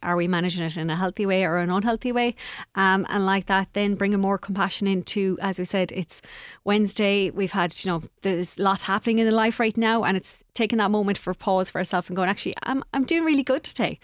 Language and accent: English; Castlegar, Connacht, Ireland; I'm from, uh, Castlegar.